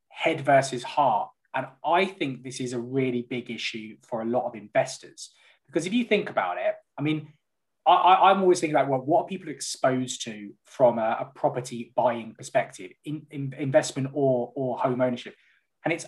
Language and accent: English; London, United Kingdom; moved away as an adult; now in the Midlands, United Kingdom; I'm from North London